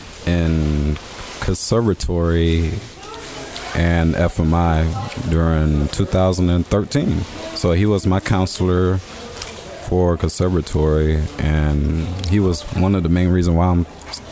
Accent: Gainesville, Florida, United States; In Gainesville, Florida.

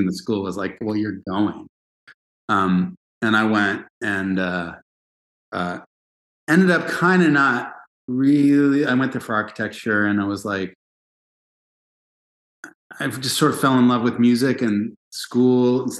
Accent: Los Angeles, California, United States; also born or lived in Princeton; I grew up in L.A. I'm a SoCal

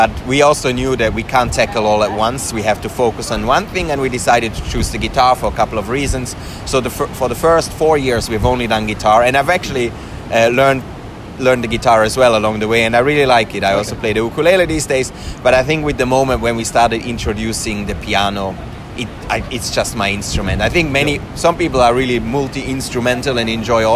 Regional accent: Switzerland; moved away as an adult; also born or lived in Finland; now in Helsinki, Finland; so I'm from Switzerland originally. I moved to Finland about 10 years ago

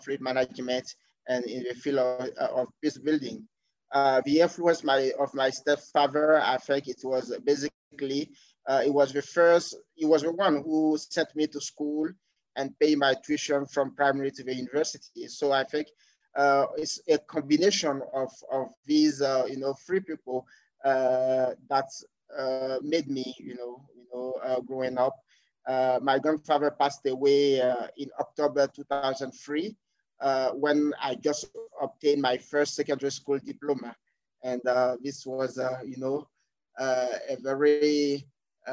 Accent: Côte d’Ivoire; English is a second language; We start learning English basically at the secondary school level in Cote d'Ivoire. So when I went to secondary school around 1999-2000, so I started learning English

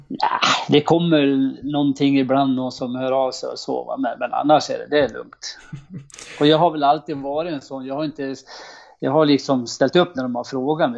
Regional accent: Horndal, Dalarna County, Sweden; jag kom från Horndal

